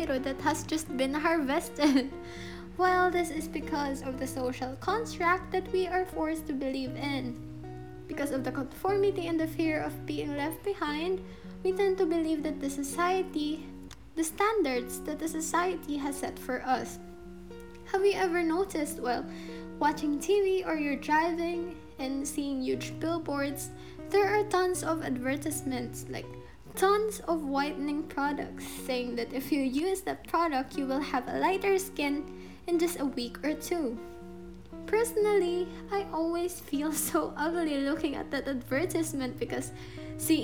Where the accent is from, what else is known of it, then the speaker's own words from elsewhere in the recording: Philippines; being a Filipino